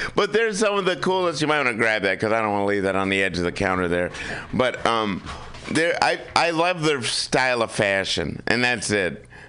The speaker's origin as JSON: {"language": "English", "country": "United States", "said": "I'm an American. I was born in a union family."}